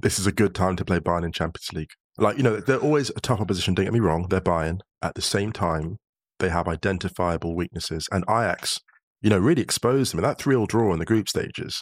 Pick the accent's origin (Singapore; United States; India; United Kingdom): United Kingdom; now in Germany; being a British citizen in Germany